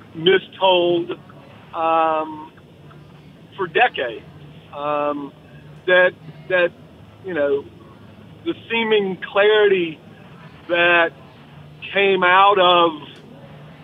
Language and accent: English; the South, United States; a Southerner